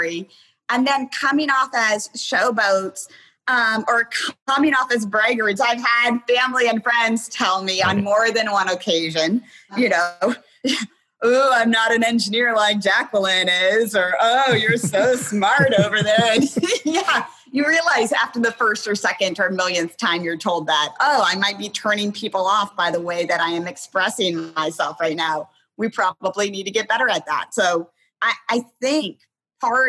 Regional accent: Hicksville, Ohio, United States; moved away as an adult; also born or lived in Tanzania; I started writing newspaper articles for my hometown newspaper because I'm from a very small town called, it's literally called Hicksville, Ohio.

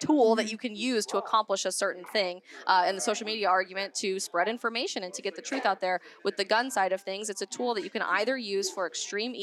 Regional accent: Colorado, United States; I'm from Colorado

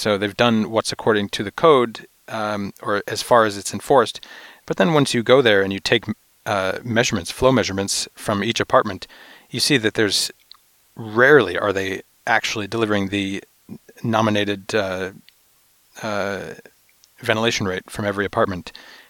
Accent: New York, United States; I'm from New York, where I was from New York, where we did a lot of ventilation studies

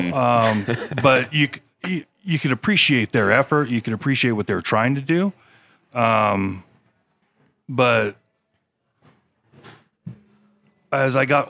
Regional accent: Washington, United States; moved away as an adult; Originally from Washington State, so not a local boy, but I've lived in Utah longer than I lived in Washington, as it turns out now.

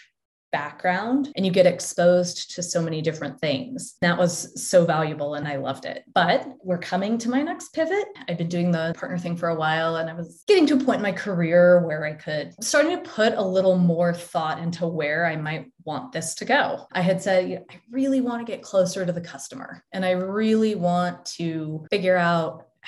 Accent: Denver, Colorado, United States; moved away as an adult; also born or lived in Ohio / Texas / Australia; I went to school in Ohio, then lived in Texas, then moved to Australia, and then came back. But I am from Denver

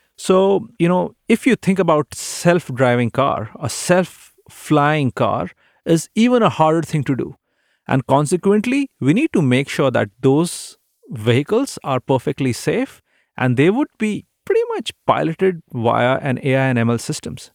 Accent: India; moved away as an adult; now in Seattle, United States; growing up in India, There weren't many opportunities for aviation

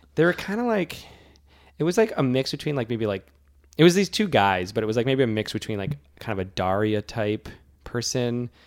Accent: Worcester, Massachusetts, United States; I flew from my hometown of Worcester, which does not have a very large airport

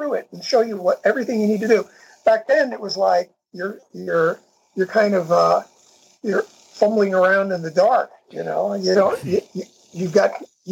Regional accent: New York City, New York, United States; I'm from New York City

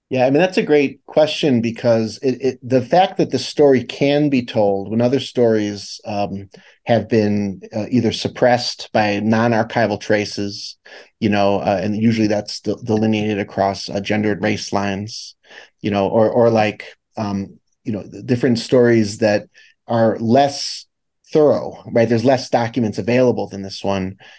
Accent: Chicago, Illinois, United States; I'm from the Midwest, I'm from Chicago

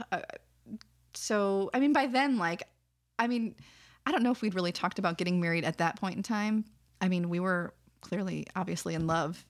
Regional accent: Wisconsin, United States; moved away as an adult; now in California, United States; I'm from Wisconsin

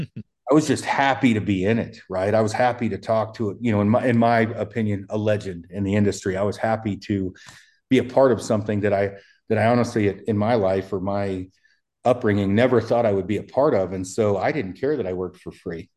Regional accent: Oregon, United States; also born or lived in Colorado; now in Wyoming, United States; my hometown in Oregon's two hundred people.

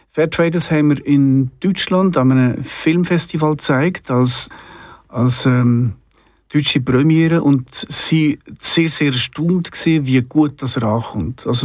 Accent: Solothurn, Switzerland; weil sie ja in Solothurn waren, also in meinem Heimatort.

